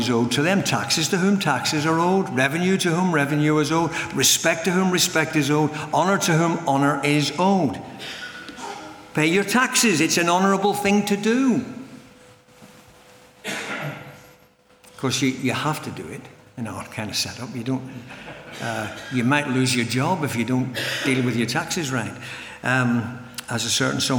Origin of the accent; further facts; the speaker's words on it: Northern Ireland, United Kingdom; I come from Northern Ireland